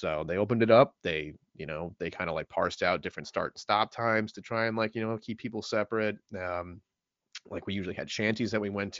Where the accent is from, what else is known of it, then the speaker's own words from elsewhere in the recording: New York City, New York, United States; I'm a BK guy